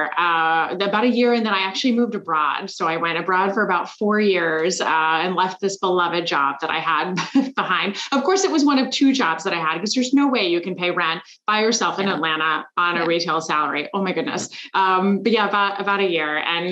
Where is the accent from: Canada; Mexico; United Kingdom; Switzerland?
Switzerland; also born or lived in Korea / Germany; now in Washington DC, United States; I lived in Korea for about 7 months, and then I was in Germany. I'm originally from Switzerland, and so I had a chance to go back to Germany and be closer to family for a few years.